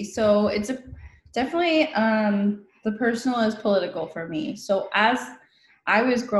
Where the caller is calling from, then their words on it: Coachella Valley, Southern California, United States; The community that I come from made me me. I'm calling in from the Coachella Valley, which is stolen Kuya land. That's in Southern California.